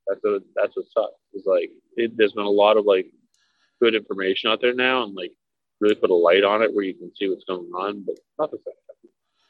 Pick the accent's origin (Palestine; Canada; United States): United States; Minneapolis, Minnesota; I grew up in Minneapolis. He was my little league coach.